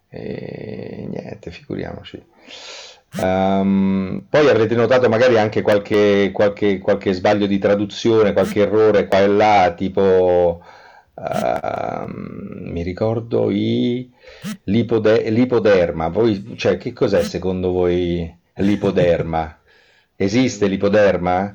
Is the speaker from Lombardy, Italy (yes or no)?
no; Rome, Lazio, Italy; da buon romano, avendo la casa all'isola del Giglio dagli anni sessanta